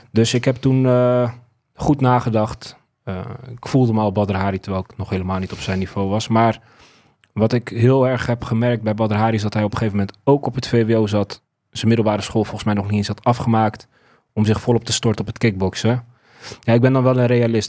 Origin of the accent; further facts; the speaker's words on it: Zeist, Utrecht, Netherlands; ik ben dus opgegroeid in Zeist, Volloven